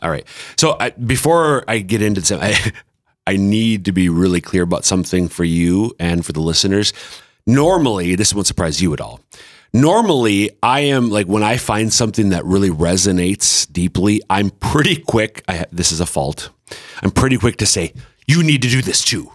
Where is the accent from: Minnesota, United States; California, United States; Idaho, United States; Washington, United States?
Minnesota, United States; central; moved away as an adult; now in South Dakota, United States; I'm from central Minnesota, but our kids are all eastern South Dakotans